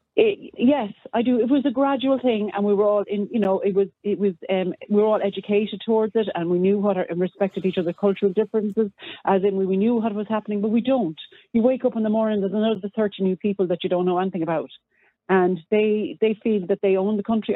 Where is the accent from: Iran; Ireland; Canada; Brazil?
Ireland; I'm an Irish citizen